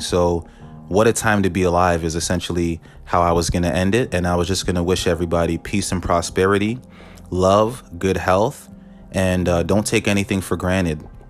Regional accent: Canada; I'm Canadian

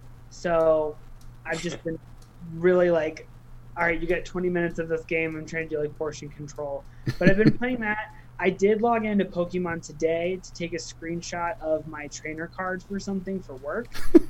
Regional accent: Ohio, United States; I grew up in Ohio

